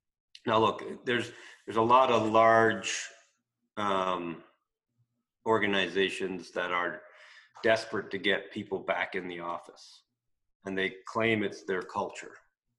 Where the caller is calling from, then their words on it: British Columbia, Canada; Well, you're in Florida, I'm in British Columbia.